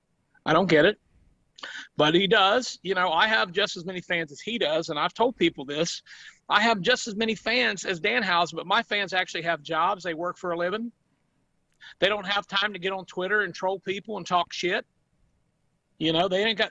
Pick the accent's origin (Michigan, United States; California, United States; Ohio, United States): Ohio, United States; southeastern; I'm from Ohio. I live in southeastern Ohio, where us country people are educated.